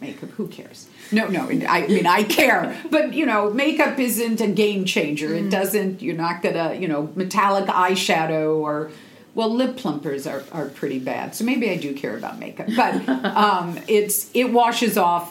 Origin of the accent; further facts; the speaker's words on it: Seattle, Washington, United States; I'm from the Northwest in Seattle